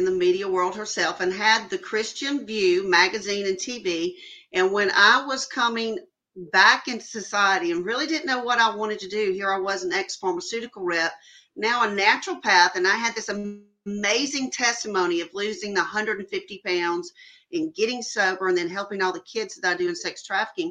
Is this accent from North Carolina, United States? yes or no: no; Jackson, Mississippi, United States; I am from Jackson, Mississippi.